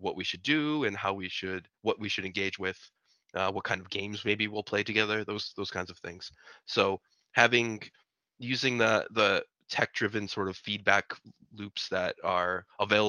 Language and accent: English; United States; moved away as an adult; now in Norway; I'm an American and I live in Norway